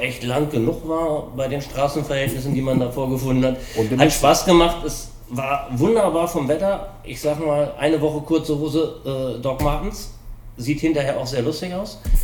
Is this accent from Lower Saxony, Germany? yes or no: yes; Hanover, Lower Saxony, Germany; also born or lived in Hamburg; ich komme aus Hannover, war eigentlich nie in einem Vespa-Club, sondern man hat sich so als Scooterboy in Hannover vor einschlägigen Location getroffen